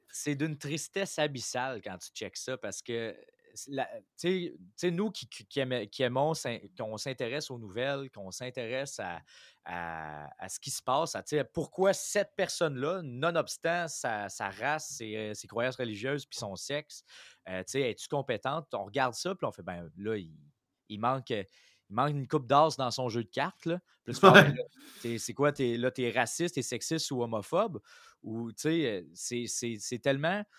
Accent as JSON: {"language": "French", "region": "Quebec", "country": "Canada", "said": "en tant que Québécois."}